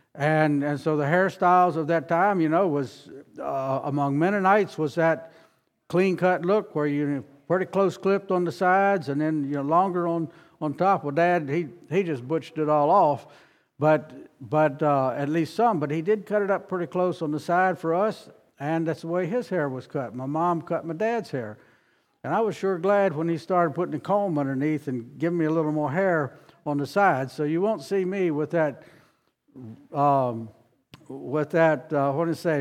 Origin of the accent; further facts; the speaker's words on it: Harrisonburg, Virginia, United States; moved away as an adult; also born or lived in South Carolina; I grew up near Harrisonburg, Virginia